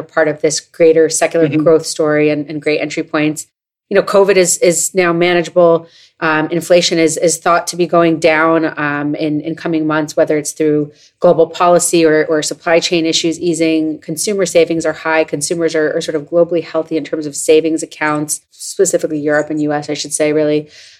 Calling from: New York, United States; I'm calling from New York.

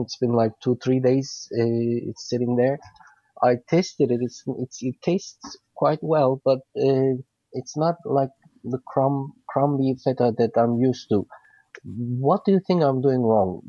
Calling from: New York, United States; I'm calling from New York

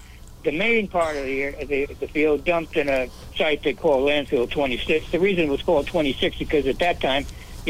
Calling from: California, United States; Well, I'm calling from California.

